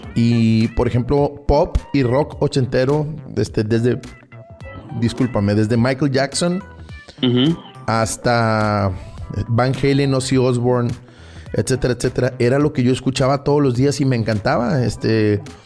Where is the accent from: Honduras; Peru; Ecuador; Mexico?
Mexico; Tampico, Tamaulipas; moved away as an adult; now in Monterrey, Mexico; yo soy originario de la ciudad de Tampico, Tamaulipas. Nací por allá del 79